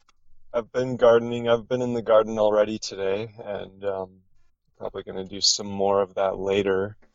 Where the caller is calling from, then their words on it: Oregon, United States; Southern Oregon, and it's super nice out here today.